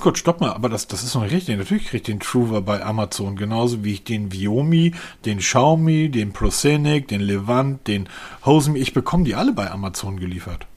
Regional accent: Northern Germany, Germany; als Norddeutscher

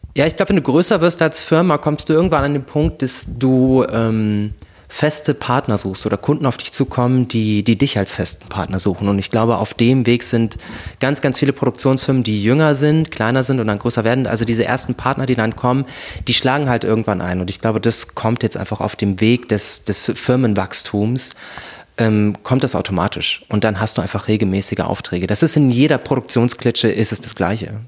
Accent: Kassel, Hesse, Germany; also born or lived in Brandenburg / Frankfurt / Zurich; now in Berlin, Germany; Ich bin ursprünglich aus Kassel, geboren in Brandenburg

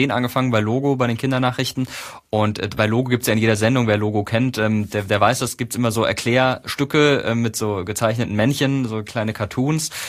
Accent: Karlsruhe, Baden-Württemberg, Germany; Also ähm, ich komme aus Karlsruhe ursprünglich

